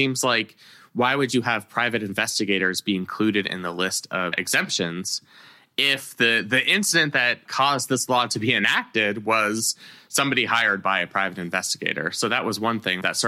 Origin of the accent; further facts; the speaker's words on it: California, United States; I grew up in California